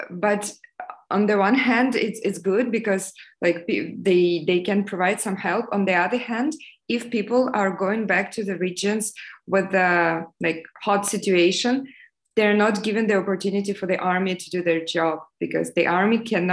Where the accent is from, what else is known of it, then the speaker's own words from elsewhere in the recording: eastern Ukraine, Donbas, Ukraine; moved away; I'm from eastern region of Ukraine. I'm from Donbas, basically from the area which was occupied by Russians since 2014